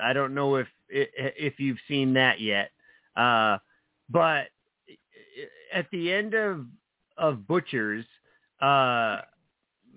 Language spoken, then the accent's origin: English; New Jersey, United States; I grew up in New Jersey